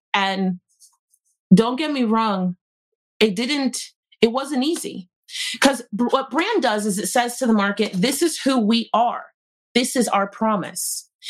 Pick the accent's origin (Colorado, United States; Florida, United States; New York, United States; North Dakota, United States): Florida, United States; I'm from Florida, I head to North Carolina